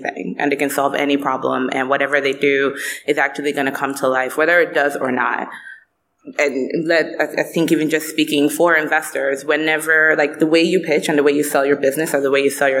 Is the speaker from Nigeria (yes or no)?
yes; Lagos, Nigeria; I'm Nigerian